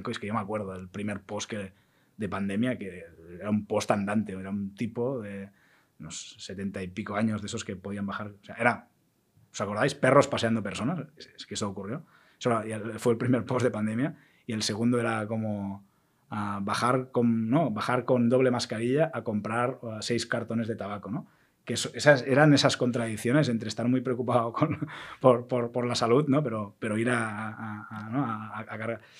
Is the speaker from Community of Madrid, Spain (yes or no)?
no; Catalonia, Spain; soy, muy catalán en eso